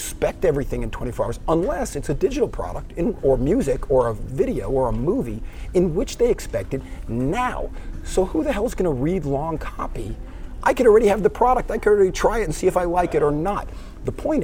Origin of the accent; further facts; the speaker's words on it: Miami Beach, Florida, United States; It was a great place to grow up. I had no idea how special growing up Miami Beach was